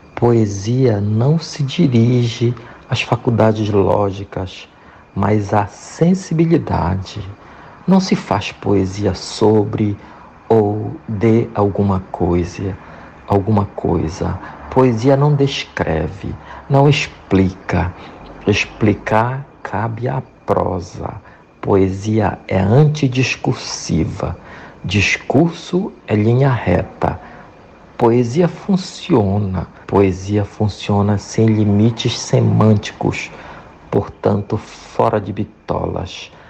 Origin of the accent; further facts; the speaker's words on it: Monte Alegre, Pará, Brazil; lá no interior, Lá na minha cidade, Monte Alegre, no estado do Pará, na escola primária